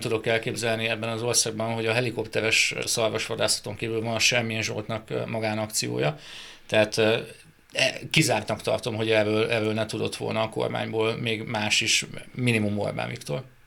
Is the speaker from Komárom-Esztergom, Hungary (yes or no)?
no; Debrecen, Hajdú-Bihar, Hungary; debreceni vagyok